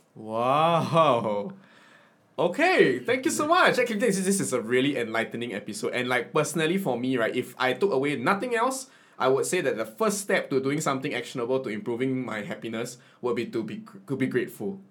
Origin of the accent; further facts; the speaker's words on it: Singapore; as a Singaporean identity